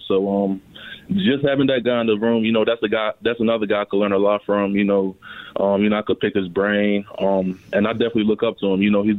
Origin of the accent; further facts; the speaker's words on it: Baltimore, Maryland, United States; also born or lived in Nigeria / North Carolina; So I was born in Nigeria. I moved to North Carolina with my family around the age of three. Went back to Nigeria around the age of five, and then me and my family moved to Baltimore around the age of eight.